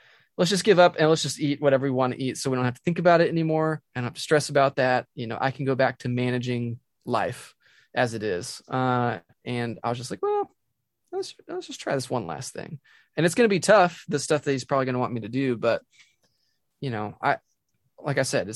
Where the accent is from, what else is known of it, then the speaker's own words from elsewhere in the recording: Dallas, Texas, United States; moved away; I grew up in Dallas